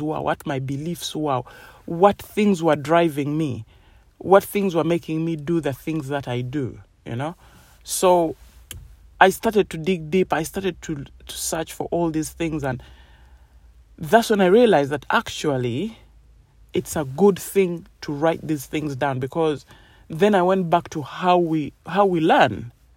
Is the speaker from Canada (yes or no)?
no; Uganda; now in United Kingdom; I grew up in Uganda and they have completely different beliefs to United Kingdom where I live